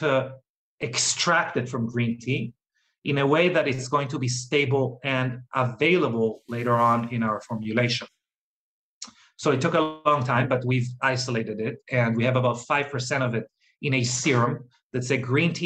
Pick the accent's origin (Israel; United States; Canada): Israel; moved away; I'm originally from Israel